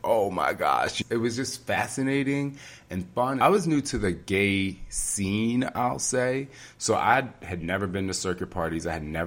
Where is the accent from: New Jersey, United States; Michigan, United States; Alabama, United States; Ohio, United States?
New Jersey, United States; moved away; also born or lived in Tokyo; if I never moved out of my hometown in New Jersey